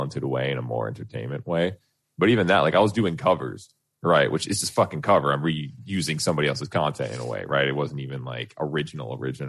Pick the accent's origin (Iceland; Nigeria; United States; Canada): Canada; I'm Canadian as fuck because I was born here